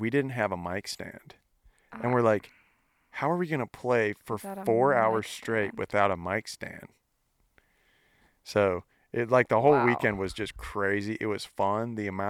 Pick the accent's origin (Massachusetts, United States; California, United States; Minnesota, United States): Minnesota, United States; I grew up in Minnesota, and that's the team that they have.